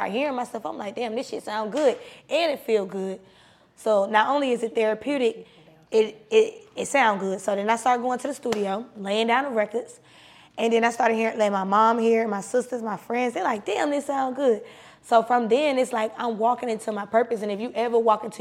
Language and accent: English; South Side, Clayton County, Georgia, United States; also born or lived in Maryland; on the South Side, I really just repped the South Side because that's where what I grew up